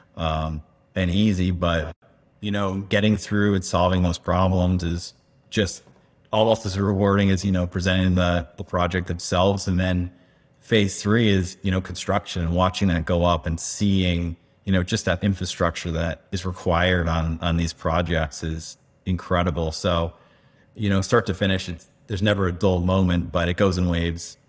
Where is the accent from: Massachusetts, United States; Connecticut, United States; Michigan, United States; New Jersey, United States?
Connecticut, United States; moved away as an adult; also born or lived in Tucson, Arizona; now in Phoenix, United States; East Coast, uh, from Connecticut. Born and raised